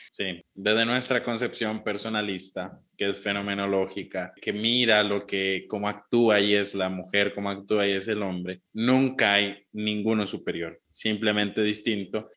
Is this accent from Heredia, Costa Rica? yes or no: yes; Heredia, Costa Rica; aquí en mi pueblo natal, en, Heredia